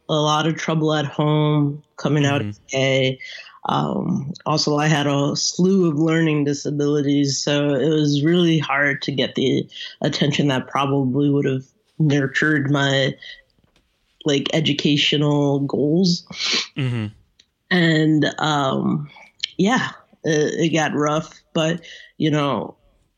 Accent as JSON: {"language": "English", "town": "New York City", "region": "New York", "country": "United States", "tie": "born or raised there", "moved": "yes", "lives_now": "Chicago, United States", "said": "I grew up in Queens, New York"}